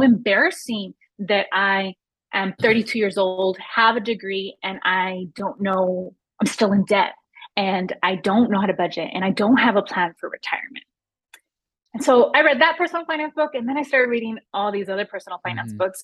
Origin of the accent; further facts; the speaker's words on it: Los Angeles, California, United States; I grew up in Los Angeles in a neighborhood that at the time had a lot of gun violence